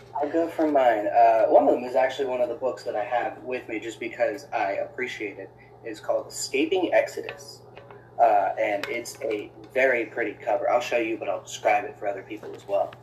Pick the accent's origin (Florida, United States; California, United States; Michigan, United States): Florida, United States; moved away; I grew up in Florida